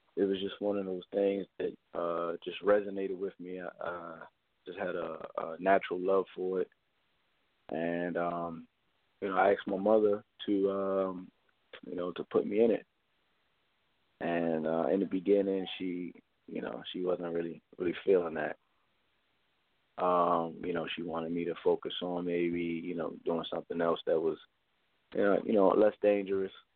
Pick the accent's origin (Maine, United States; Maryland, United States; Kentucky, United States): Maryland, United States; Baltimore; I'm from Baltimore, Maryland. Um, I grew up in Baltimore